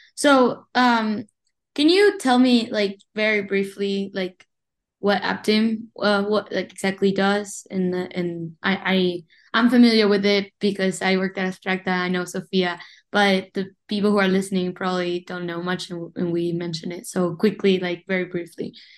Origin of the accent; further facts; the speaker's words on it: Uruguay; moved away as an adult; also born or lived in Montevideo, Uruguay; now in Rochester, United States; I was born and raised in Uruguay, but I've been in the United States since 2019